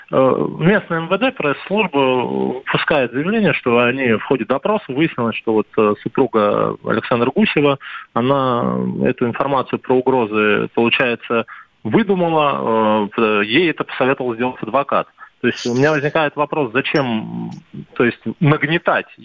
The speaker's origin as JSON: {"language": "Russian", "region": "Moscow", "country": "Russia", "tie": "born or raised there", "said": "давайте назовем меня московской диаспорой. я вот москвич. Я здесь родился, да."}